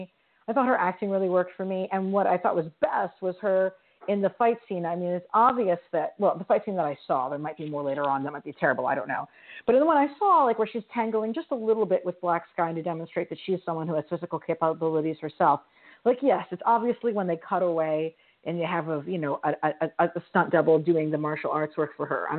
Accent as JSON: {"language": "English", "region": "New York", "country": "United States", "said": "as a New Yorker"}